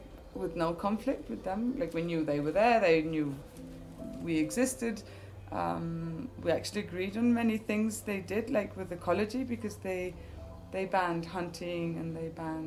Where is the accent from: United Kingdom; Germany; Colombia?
Colombia; also born or lived in Donegal, Ireland; I was born on Innisfree Island off the coast of Donegal when I was just about a year and a half old. My family moved to Colombia.